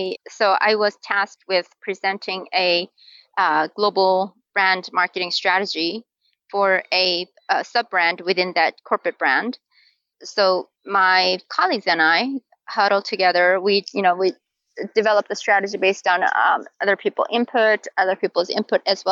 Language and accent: English; South Korea; moved away as an adult; now in Utah, United States; I live in Utah, and I was born and raised in Korea. So I came here to go to school in college as a college student.